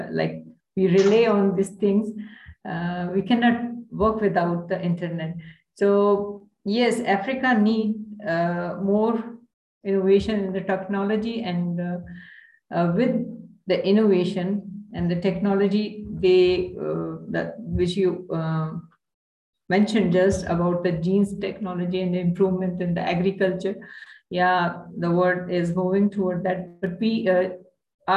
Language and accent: English; Pakistan; We are only three from Pakistan